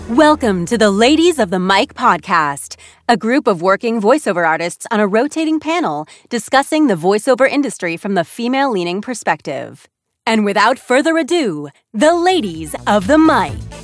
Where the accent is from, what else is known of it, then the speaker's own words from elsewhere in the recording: Utah, United States; moved away; I grew up in Utah